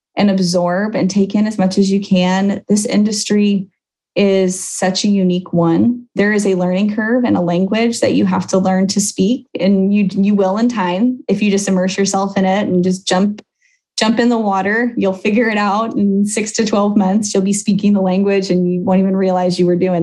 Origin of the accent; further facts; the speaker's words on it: Chicago, Illinois, United States; I grew up outside Chicago